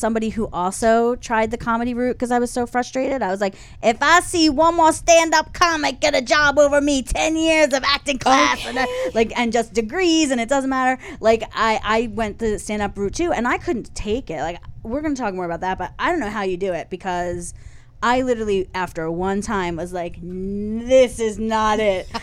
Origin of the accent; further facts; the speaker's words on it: Philadelphia, Pennsylvania, United States; accent: Philadelphia; I'm from over by the airport, hon. I'm, like, full on, like, Southwest Philly all the way